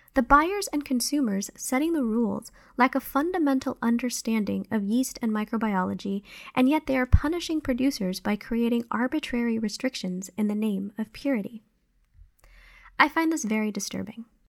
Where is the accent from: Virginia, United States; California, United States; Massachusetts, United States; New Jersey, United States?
California, United States; moved away as an adult; also born or lived in Guatemala; now in Ohio, United States; I usually say that I grew up in California